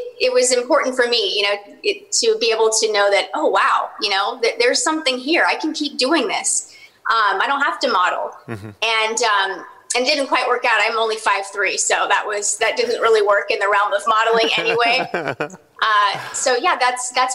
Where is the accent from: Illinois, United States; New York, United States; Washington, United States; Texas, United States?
Texas, United States; Dallas; my hometown of Dallas, Texas